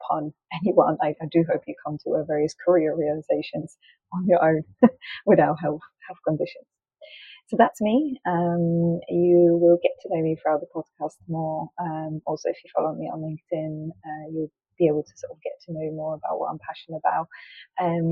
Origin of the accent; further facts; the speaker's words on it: Poland; accent: Polish; English is a second language; now in London, United Kingdom; I am Polish, which may give you sometimes give away my accent and I may sort of create words or mispronounce words.